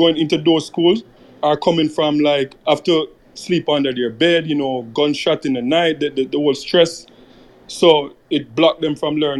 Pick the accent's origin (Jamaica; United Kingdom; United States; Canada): Jamaica; when I was young growing up in Jamaica